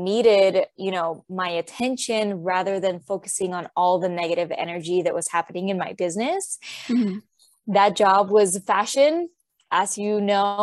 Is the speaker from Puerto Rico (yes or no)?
yes; Puerto Rico; moved away as an adult; also born or lived in New York; now in United States; I'm originally from Puerto Rico, and I moved to the States when I was 18 to go to college